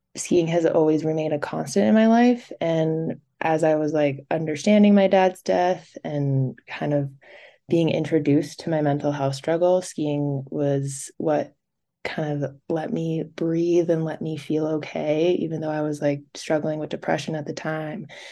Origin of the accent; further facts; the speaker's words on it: Park City, Utah, United States; also born or lived in New Jersey; I was born in New Jersey, and then we moved to Park City